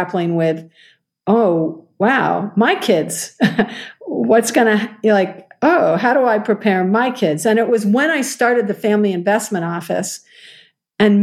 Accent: United States; also born or lived in New York / Boston; now in Seattle, United States; I'm an American

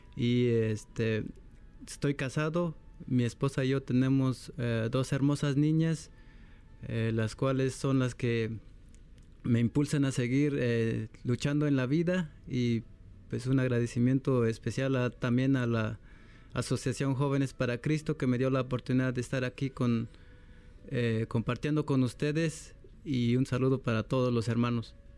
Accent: Guatemala; yo soy de Guatemala

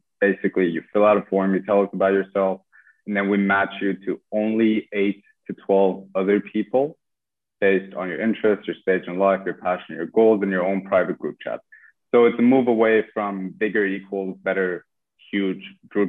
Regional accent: Iran; moved away as an adult; now in London, United Kingdom; I'm from Iran. I lived there my entire life

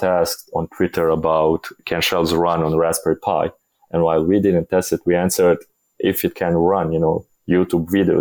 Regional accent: Bosnia & Herzegovina; I come from Bosnia, which is not the most developed country in the world

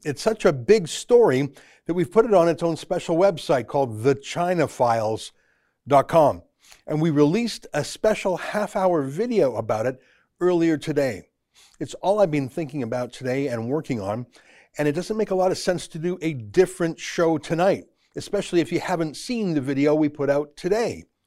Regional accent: Canada; I'm a Canadian journalist and author

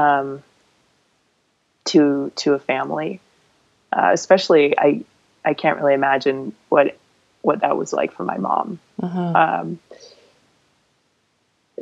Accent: Palo Alto, California, United States; So I grew up in the San Francisco Bay Area. I actually grew up in Palo Alto

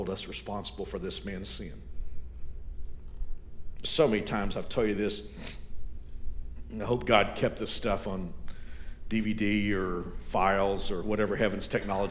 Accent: United States; we in America

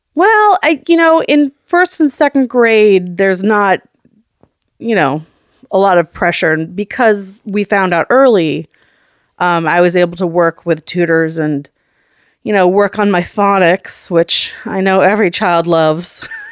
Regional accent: Oakland, California, United States; We grew up in Oakland, California, up in the Montclair

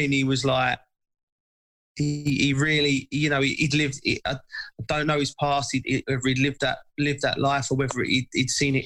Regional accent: England, United Kingdom

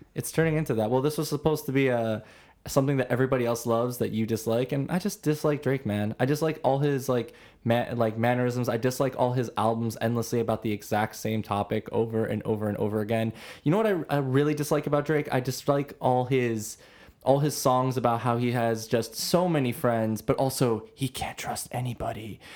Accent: Toronto, Ontario, Canada

